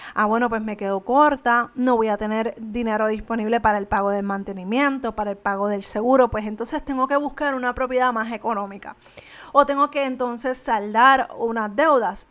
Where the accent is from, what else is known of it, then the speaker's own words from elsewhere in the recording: Canóvanas, Puerto Rico; yo soy de Canovanas